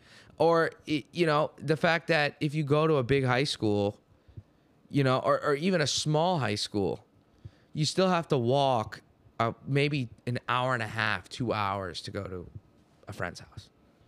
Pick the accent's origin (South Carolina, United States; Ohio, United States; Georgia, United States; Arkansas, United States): Ohio, United States; Hi, yeah, I'm the new kid. I'm from Ohio, yada, yada, yada.